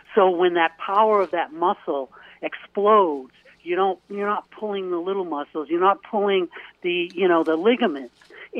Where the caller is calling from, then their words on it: Portland, Maine, United States; It's … from Portland, Maine.